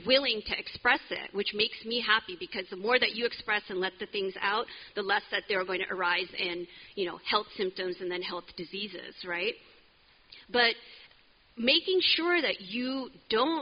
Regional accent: California, United States; moved away; I'm from California.

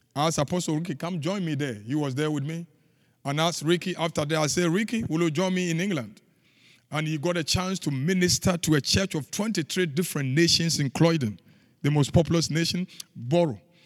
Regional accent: Ghana; moved away as an adult; now in United States; I grew up in the, in the bush. I left university. Pastor Tom had been to my home in Ghana.

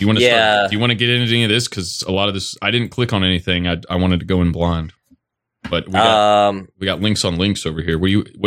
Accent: Toledo, Ohio, United States; now in Tennessee, United States; But I grew up in Toledo. I could walk to the Michigan border. I was so close.

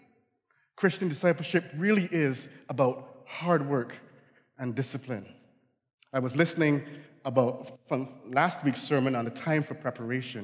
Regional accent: Barbados; accent: Barbadian; now in United States; I grew up in the Caribbean, so fall, you know, we don't have fall

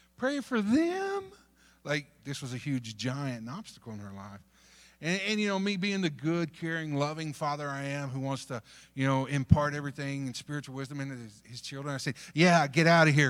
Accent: North Texas, United States; moved away; also born or lived in Dominican Republic; I grew up in North Texas

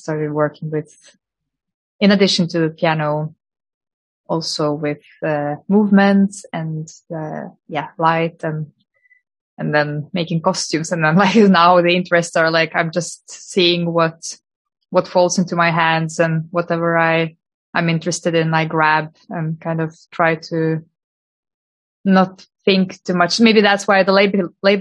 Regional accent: Lithuania; also born or lived in Norway; now in Oslo, Norway; I'm originally from Lithuania, but I've been living in Norway since 2010

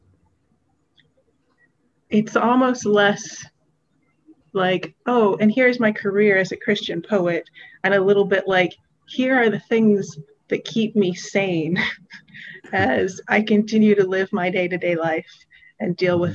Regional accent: Western Kentucky, United States; I grew up in Western Kentucky.

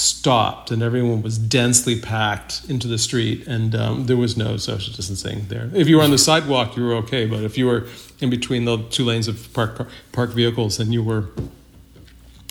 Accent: Massachusetts, United States; now in Brooklyn, United States; I grew up in a small town in Massachusetts on a dirt road

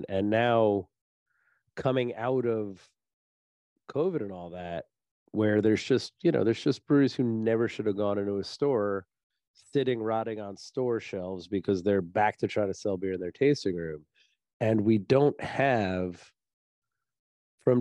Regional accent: New Jersey, United States; I'm from New Jersey

